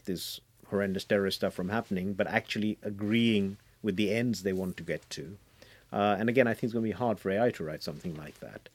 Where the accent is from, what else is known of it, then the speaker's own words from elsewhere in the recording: India; I grew up in India, and in India you grew up in the Holy Trinity of Enid Blyton, Agatha Christie, and P.G. Woodhouse